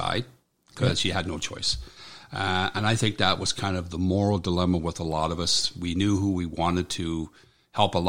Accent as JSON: {"language": "English", "town": "Bowmanville", "region": "Ontario", "country": "Canada", "tie": "born or raised there", "said": "I was born in Bowmanville, Ontario. Little bit of a farmer my whole life"}